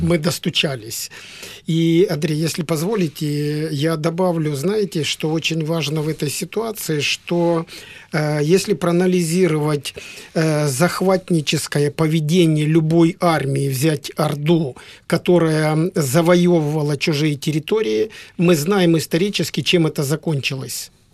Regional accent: Donetsk Oblast, Ukraine; мы из Донецкой области

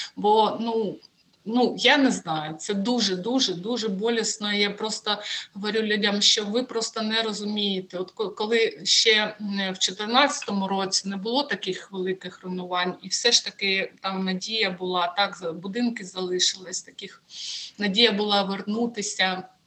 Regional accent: Sievierodonetsk, Luhansk Oblast, Ukraine; moved away; Я сама з Луганщини втратила житло в Сєвєродонецьку

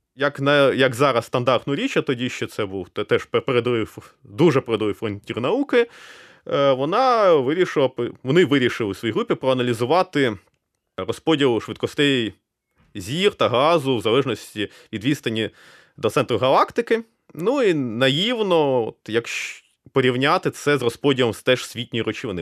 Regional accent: Kryvyi Rih, Dnipropetrovsk Oblast, Ukraine; moved away; also born or lived in Kyiv; Я виріс у Кривому Розі

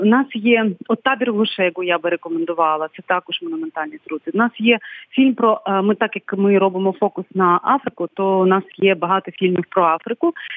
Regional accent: Krynychne, Odesa Oblast, Ukraine; я звідси родом з я з Криничного, з Болградського району.

